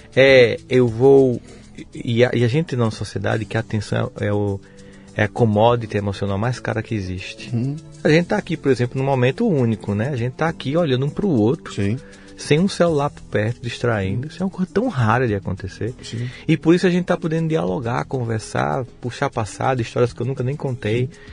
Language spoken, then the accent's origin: Portuguese; Campina Grande, Paraíba, Brazil; also born or lived in São Paulo; eu sou de Campina Grande. Ah, tá. Mas você estudou em São Paulo? Não, eu estudei em Campina Grande.